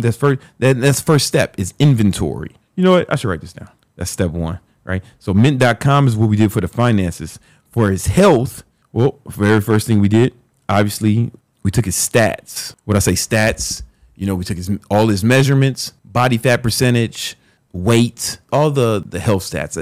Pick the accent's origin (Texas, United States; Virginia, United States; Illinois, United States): Illinois, United States; Chicago; when I was growing up in South Side of Chicago